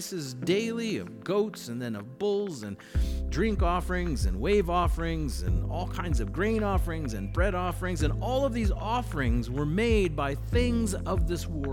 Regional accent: Bismarck, North Dakota, United States; I grew up here in Bismarck

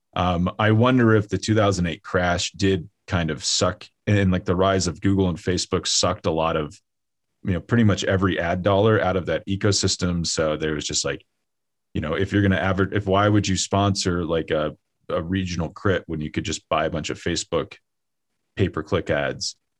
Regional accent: Kansas, United States; moved away; also born or lived in Colorado; I grew up in Kansas

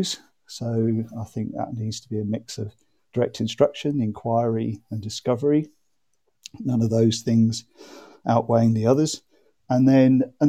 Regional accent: Norwich, East of England, United Kingdom; also born or lived in Madrid; I live in Norwich and I come from Norwich.

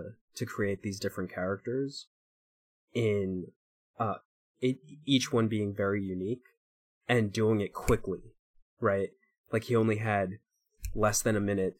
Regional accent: Glen Cove, New York, United States; I'm from Long Island. I grew up in Glen Cove

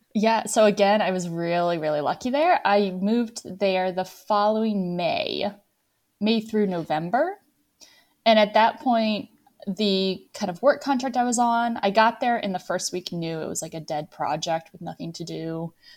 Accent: Virginia, United States; moved away as an adult; also born or lived in Scranton, Pennsylvania / Moldova / France / Rome; now in Toulouse, France; First eighteen years of my life, born and raised in the same county in Virginia

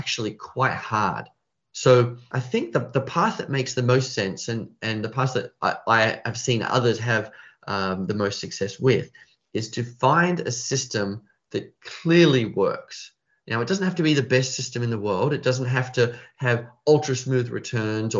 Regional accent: Australia; I'm Australian.

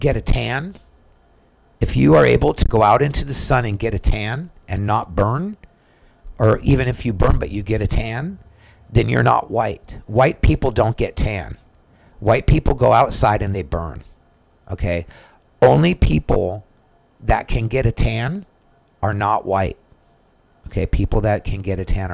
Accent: United States; I'm just an American

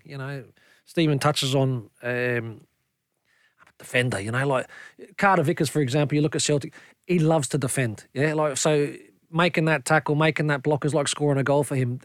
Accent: Australia; now in Scotland; We grew up in Australia together

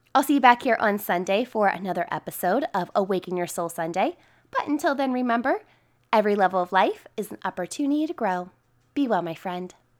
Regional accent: Boonsboro, Maryland, United States; my hometown of Boonesboro, Maryland

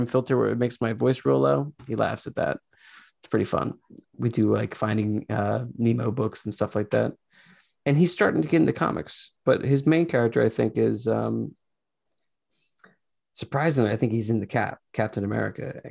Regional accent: Philadelphia, Pennsylvania, United States; I'm from Philly

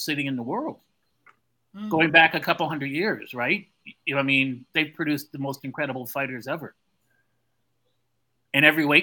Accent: Canada; I'm Canadian

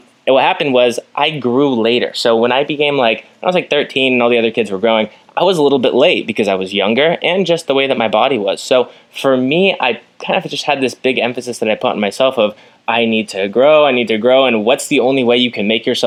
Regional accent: United States; being an American

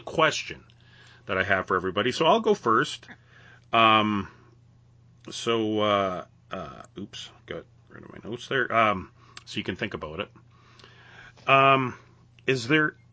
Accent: Western Canada, Canada; born or raised there

